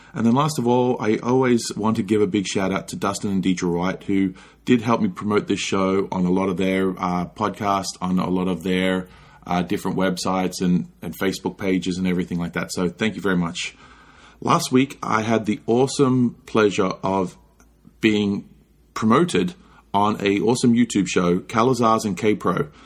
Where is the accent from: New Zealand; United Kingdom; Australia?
Australia; now in United States; growing up in Australia